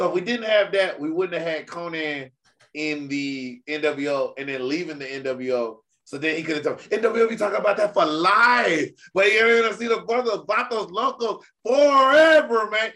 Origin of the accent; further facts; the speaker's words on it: Georgia, United States; I'm from Georgia